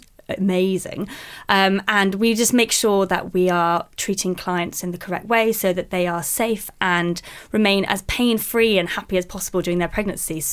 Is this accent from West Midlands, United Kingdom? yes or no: no; London, United Kingdom; I grew up in London, still live in London now